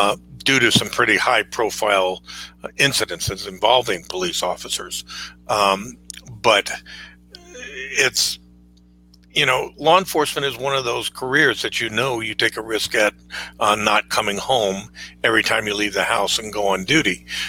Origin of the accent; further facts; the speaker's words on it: California, United States; moved away as an adult; now in McCall, United States; I come from California to Idaho, and I'd left the banking industry where I was a vice president with Citibank in their commercial real estate department, moved to McCall, Idaho